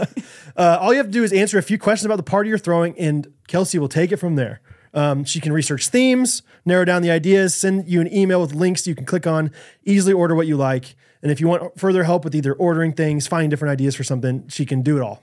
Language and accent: English; Kansas City, Missouri, United States; growing up in Kansas City